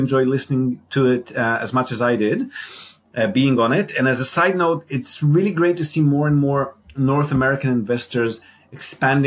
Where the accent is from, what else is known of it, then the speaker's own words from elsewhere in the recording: Israel; moved away as an adult; also born or lived in Australia; now in Japan; I'm Israeli, born and bred in Israel